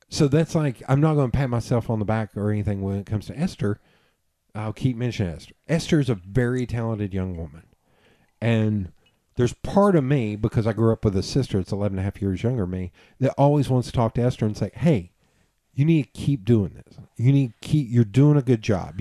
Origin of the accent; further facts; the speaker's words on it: Knoxville, Tennessee, United States; "I'm from Tennessee." He's like, "Which part of Tennessee?" And I was like, "East Tennessee." He's like, "Wait, where in East Tennessee?" I was like, "Knoxville."